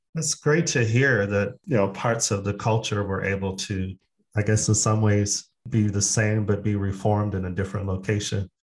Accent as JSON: {"language": "English", "town": "Phoenix", "region": "Arizona", "country": "United States", "moved": "yes", "lives_now": "Sweden", "said": "I'm actually from Phoenix, Arizona"}